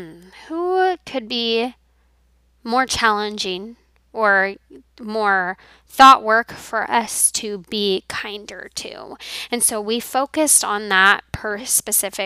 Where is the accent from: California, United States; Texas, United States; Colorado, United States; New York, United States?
Colorado, United States; moved away; when I was in my home growing up in Colorado